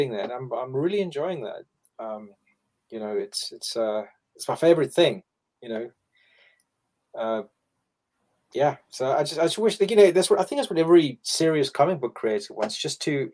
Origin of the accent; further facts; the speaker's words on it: South Africa; moved away as an adult; now in United Kingdom; I grew up in South Africa and I used to have a firearm for, you know, most of my adult life